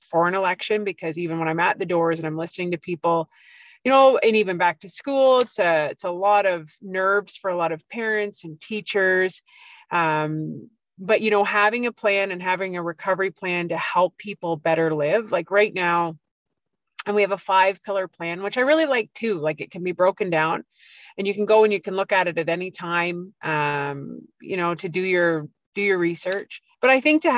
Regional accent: Peterborough, Ontario, Canada; I grew up here. I was raised here

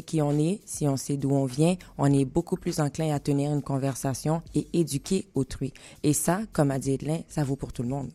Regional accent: Haiti; chez nous, en Haïti

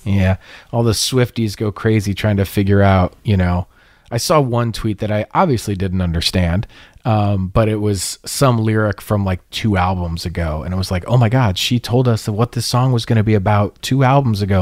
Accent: Poway, California, United States; Talked about my hometown.

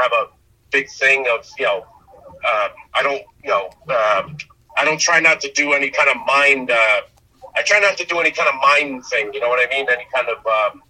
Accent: Connecticut, United States; I'm from Connecticut.

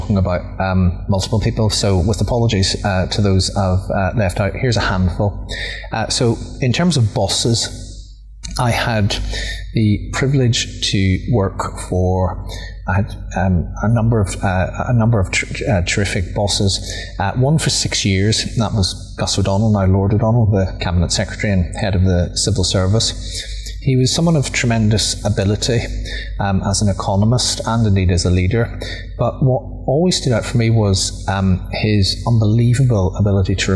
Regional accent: Omagh, Northern Ireland, United Kingdom; an A-level politics class in my hometown of Omagh

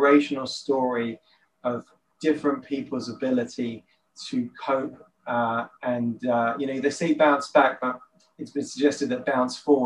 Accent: London, United Kingdom; now in Israel; I grew up in London

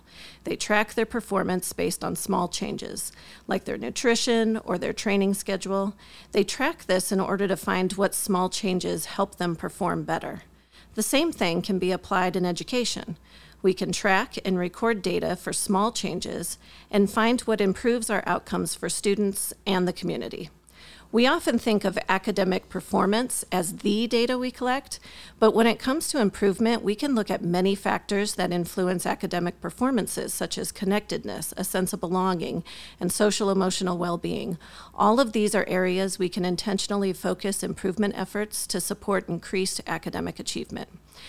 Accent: North Dakota, United States; born there; also born or lived in California / Wisconsin / Arkansas / Guam; So to keep it simple, I'll just say I was born in North Dakota. I attended kindergarten in Merced when my dad was stationed at Castle Air Force Base, and I graduated from high school in Wisconsin.

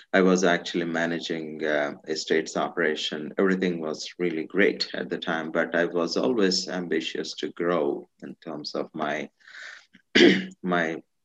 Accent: India; moved away as an adult; So I'm originally from India. I, I grew up in India. Uh, majority of my life I was in India

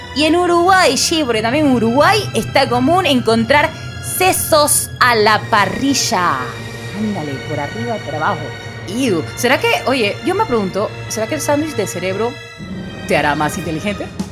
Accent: Panama; soy bien panameña

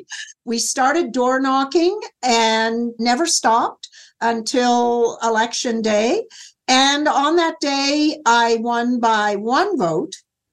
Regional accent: Nova Scotia, Canada; moved away as an adult; also born or lived in New Brunswick / Alberta; Well, I was born and brought up in Nova Scotia.

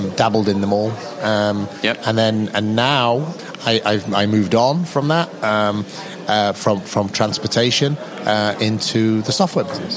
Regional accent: United Kingdom; moved away as an adult; also born or lived in Tokyo, Japan / Saudi Arabia / Bahrain / Taiwan; I'm British

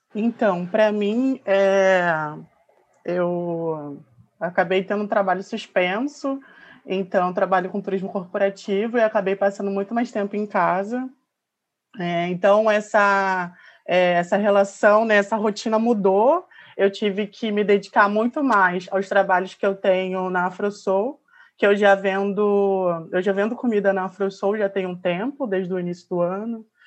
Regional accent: Baixada Fluminense, Rio de Janeiro, Brazil; eu sou da Baixada Fluminense, aqui do Rio de Janeiro

